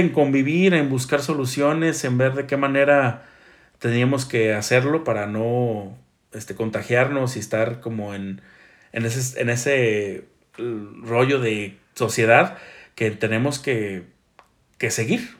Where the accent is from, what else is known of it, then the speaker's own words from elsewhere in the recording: Mexico; como buen mexicano